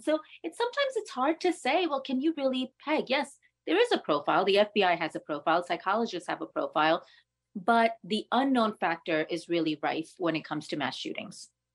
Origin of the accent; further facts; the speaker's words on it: New York City, New York, United States; being a New Yorker